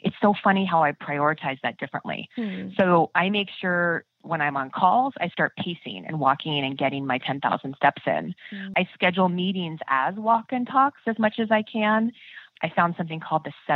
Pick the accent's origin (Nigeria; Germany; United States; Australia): United States; Midwest; I'm from the Midwest